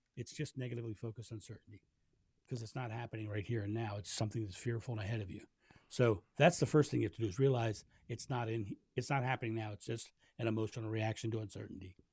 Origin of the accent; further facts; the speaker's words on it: Rehoboth Beach, Delaware, United States; now in Fairlawn, United States; I grew up in Rehoboth Beach, Delaware, which is a beautiful